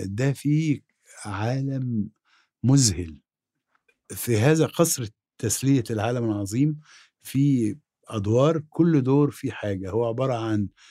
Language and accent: Arabic; Egypt; اكون انا مصري